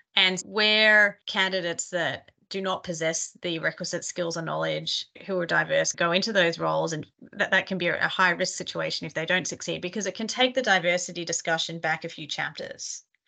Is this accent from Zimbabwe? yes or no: no; Australia; accent: Australian; now in New York, United States; I am a partner in our workforce advisory practice out of New York, Australian originally, you might be able to tell from my accent.